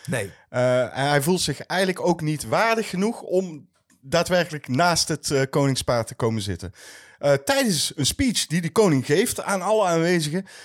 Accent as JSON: {"language": "Dutch", "region": "North Brabant", "country": "Netherlands", "said": "ja, maar we komen uit"}